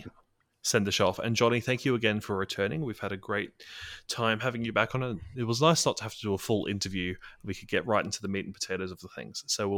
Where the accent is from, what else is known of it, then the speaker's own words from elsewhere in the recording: Australia; Well, as an Australian, I will say that W-A is W-A.